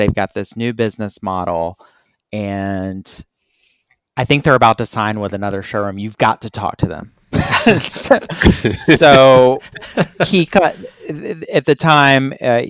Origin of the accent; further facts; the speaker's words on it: Atlanta, Georgia, United States; I'm from Atlanta.